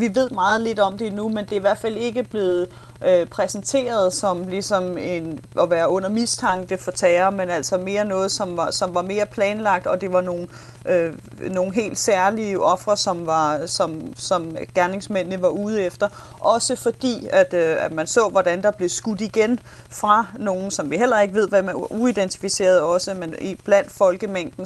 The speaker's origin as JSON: {"language": "Danish", "country": "Denmark", "moved": "yes", "lives_now": "Nashville, United States", "said": "som dansker i, øh, i U S"}